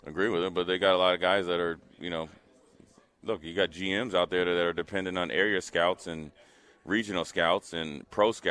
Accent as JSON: {"language": "English", "region": "Minnesota", "country": "United States", "also_born_or_lived": "Nebraska", "moved": "as an adult", "said": "I was from Minnesota."}